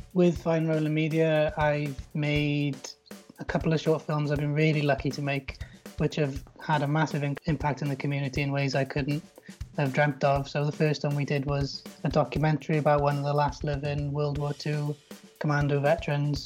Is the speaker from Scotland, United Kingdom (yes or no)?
no; South Wales, United Kingdom; I come from uh, South Wales